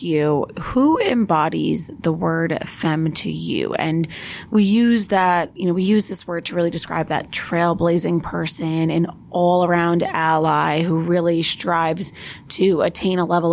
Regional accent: Long Island, New York, United States; I'm also from Long Island

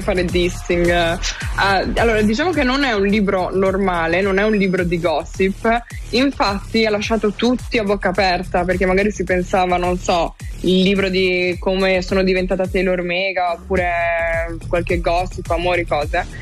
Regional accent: Friuli-Venezia Giulia, Italy; Mia terra, la mia terra natia. Sì. Eh, sì, parlo molto del Friuli, del fatto che comunque io vivevo in un paesino appunto di 3.000 anime

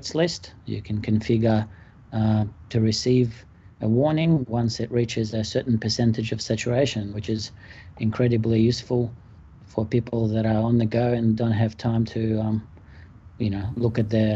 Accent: Melbourne, Victoria, Australia; I am from Melbourne, Australia.

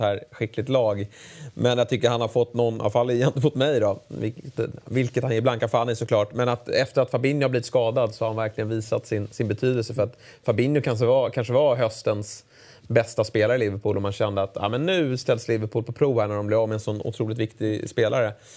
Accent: Sweden

